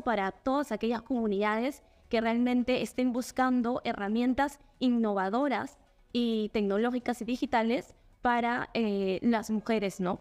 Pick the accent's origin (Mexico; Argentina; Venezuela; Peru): Peru